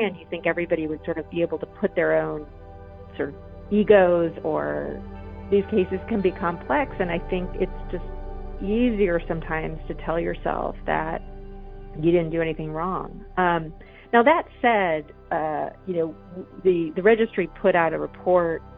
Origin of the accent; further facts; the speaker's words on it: upstate New York, United States; my hometown. It's in upstate New York. It's a really small town.